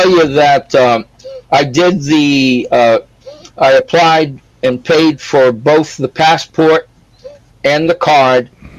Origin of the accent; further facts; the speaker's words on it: New Bedford, Massachusetts, United States; now in Arkansas, United States; I was born in New Bedford, Massachusetts, and I drove my car to Arkansas